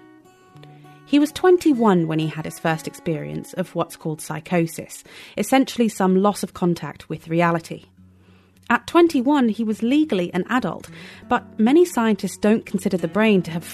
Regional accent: Oxford, South East England, United Kingdom; moved away; back to my hometown of Oxford

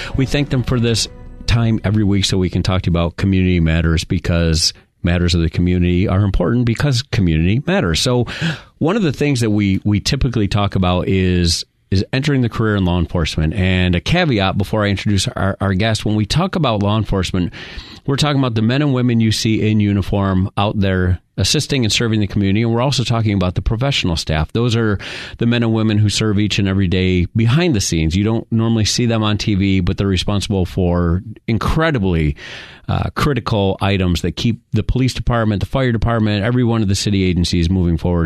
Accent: New York, United States; I'm from New York, so I used to see the state police state troopers

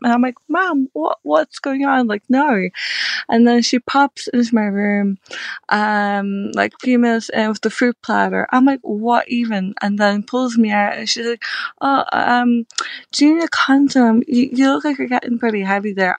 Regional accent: Ireland; I'm Irish

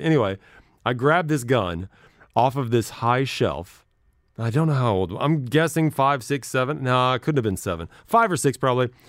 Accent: Midwest, United States; I grew up in the Midwest

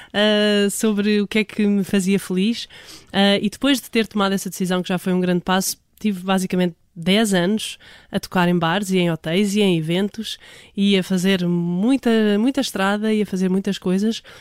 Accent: Portugal; todos nós uh, que somos portugueses somos do fado

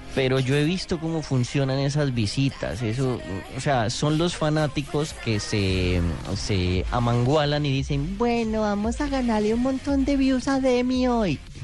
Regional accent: Colombia

